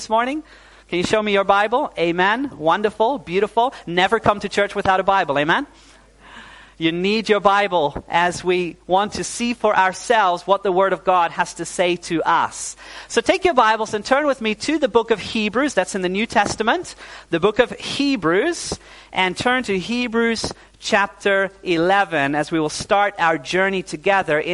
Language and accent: English; Netherlands; also born or lived in New Zealand; My parents are Dutch. But when I was 9 years old, we moved back to the Netherlands.